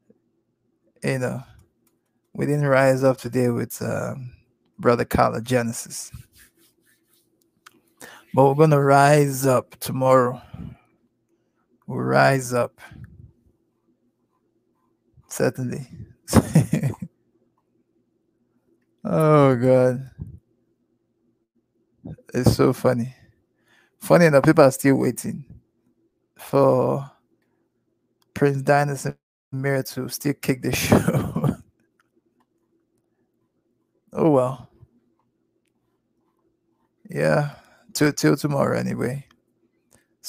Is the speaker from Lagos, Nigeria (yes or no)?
yes; Lagos, Nigeria; I was born and brought up in Lagos, Nigeria. I was born in Sulu, grew up in Apapa. Papa is in Lagos, Nigeria